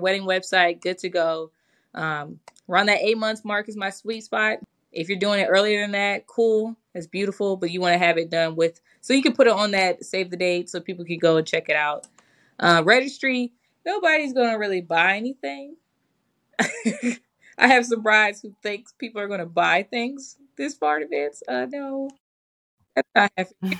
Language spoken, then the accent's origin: English; Michigan, United States; I'm from Michigan. We have a lot of snow up there.